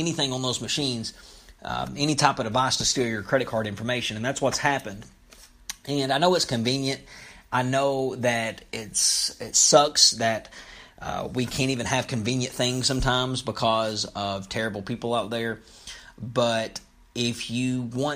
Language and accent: English; Lexington, Kentucky, United States; Lexington, my hometown